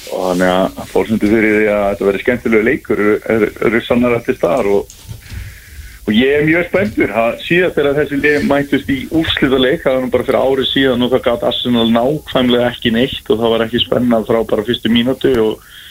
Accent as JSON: {"language": "Icelandic", "town": "Neskaupstaður", "region": "Eastern Region", "country": "Iceland", "said": "ég er náttúrulega frá Neskjöpstað"}